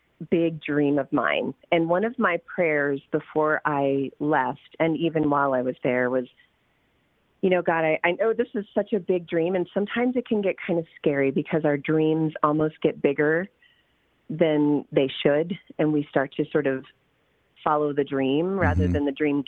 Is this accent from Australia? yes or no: no; Okinawa, Japan; I grew up in Okinawa, Japan. So I was used to the Oriental sort of, feel.